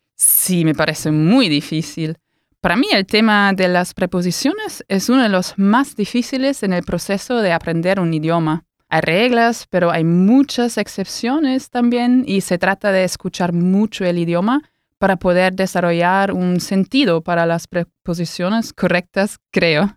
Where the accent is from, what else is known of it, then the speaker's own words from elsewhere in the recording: Germany; Spanish is a second language; also born or lived in Chile / Argentina; soy alemana